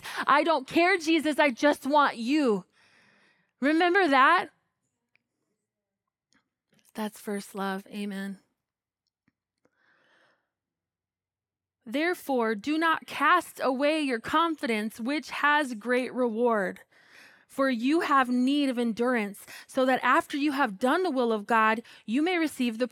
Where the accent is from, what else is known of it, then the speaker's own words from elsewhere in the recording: United States; I'm American